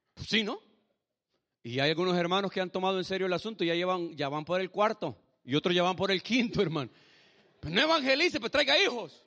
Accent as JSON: {"language": "Spanish", "country": "El Salvador", "moved": "yes", "said": "Yo soy de Salvador como su pastor, pero mi esposa es mexicana"}